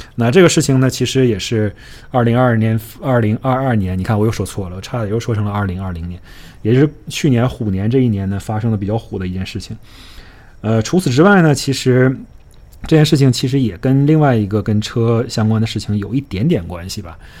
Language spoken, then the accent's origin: Chinese; Northeast China, China; accent: Northeastern; now in Miami, United States; 用我们东北话来说